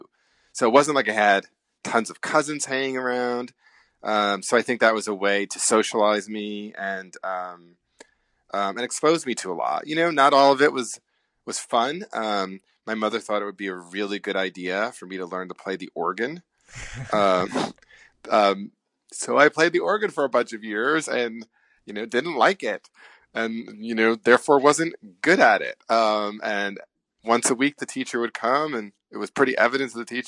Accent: New Jersey, United States; I grew up in New Jersey, about 15 miles outside of Manhattan

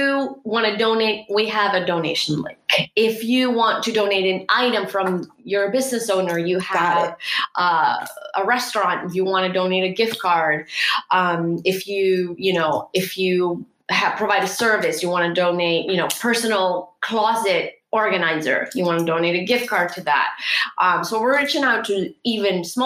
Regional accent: Argentina; now in Texas, United States; I grew up in Argentina and I was always ashamed of being Peruvian

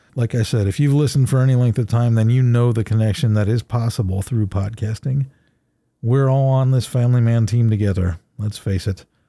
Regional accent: Ohio, United States; I'm from Ohio, but I was never a Buckeye

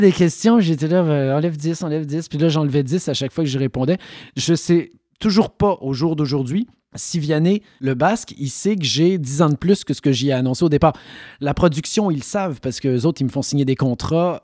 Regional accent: Quebec, Canada; accent: Québécois; moved away; also born or lived in France; je suis québécois

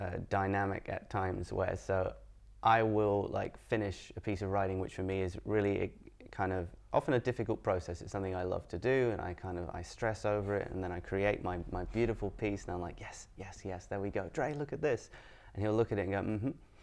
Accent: Edinburgh, Scotland, United Kingdom; I'm from Edinburgh, and then people go, yeah, where's your accent? Like, I got lost in the post. Like, as my family moved around a bunch, but Edinburgh's my home, and I grew up here.

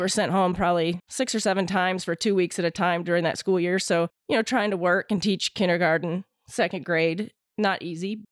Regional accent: Waterford, Michigan, United States; moved away as an adult; now in North Carolina, United States; I grew up in Waterford

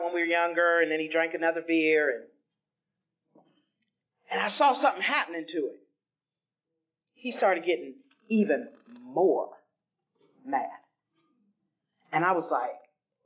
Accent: Greenville, South Carolina, United States; now in Cincinnati, United States; I'm originally from Greenville, South Carolina

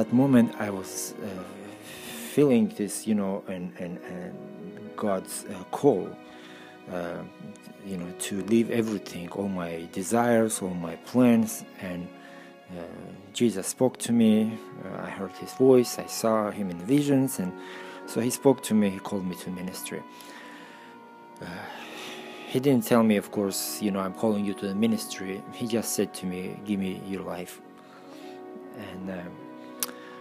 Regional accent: Russia; moved away as an adult; also born or lived in Armenia / Stockholm, Sweden; I was born in Armenia, and when I was 6 years old, my parents moved to Russia

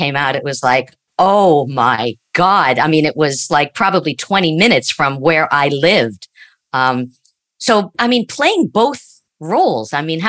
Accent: Long Island, New York, United States; I grew up in Long Island.

